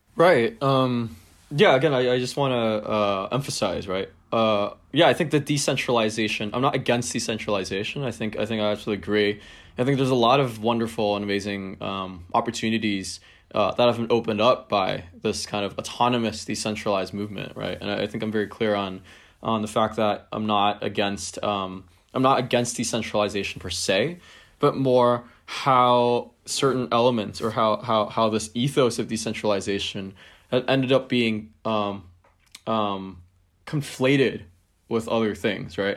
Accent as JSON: {"language": "English", "country": "Hong Kong", "tie": "born or raised there", "said": "growing up in Hong Kong"}